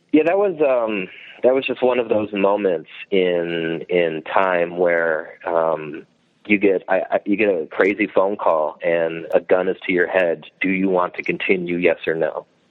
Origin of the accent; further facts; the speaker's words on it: Strongsville, Ohio, United States; also born or lived in Brunswick, Ohio; I grew up in Strongsville, went went to high school there, and then uh, I live now in a town called Brunswick, which is like ten minutes south